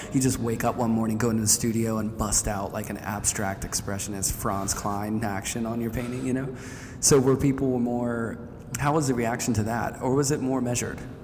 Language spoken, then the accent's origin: English; Pittsburgh, Pennsylvania, United States; growing up in Pittsburgh, there's a lot of Warhol around